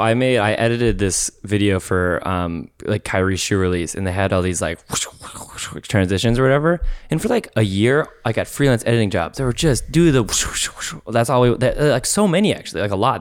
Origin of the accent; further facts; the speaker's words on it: Minnesota, United States; moved away as an adult; When I moved out here from, uh, Minnesota